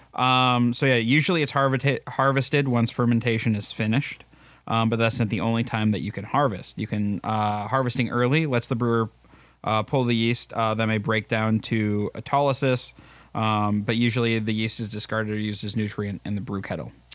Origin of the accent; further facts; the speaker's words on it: River Falls, Wisconsin, United States; I'm from Wisconsin or I'm from the Twin Cities area